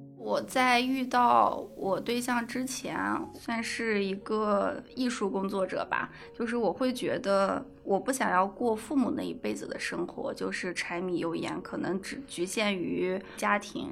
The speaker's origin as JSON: {"language": "Chinese", "region": "Gansu", "country": "China", "tie": "born or raised there", "also_born_or_lived": "Fujian", "moved": "yes", "said": "因为我老家是甘肃嘛，我们都会有个彩礼的问题"}